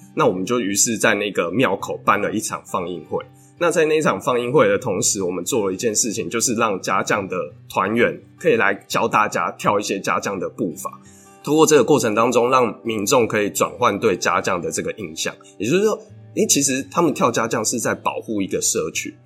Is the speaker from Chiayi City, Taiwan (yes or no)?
yes; Chiayi, Chiayi City, Taiwan; moved away as an adult; also born or lived in China; 我们故乡嘉义，就是也被称为文化沙漠的地方